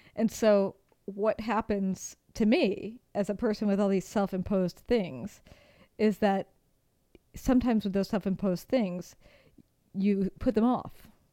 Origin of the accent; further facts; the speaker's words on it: United States; moved away; as an American